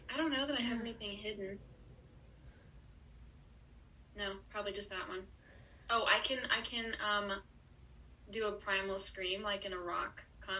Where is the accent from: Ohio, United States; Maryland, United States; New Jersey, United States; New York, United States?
New York, United States; New York City; I'm from New York City.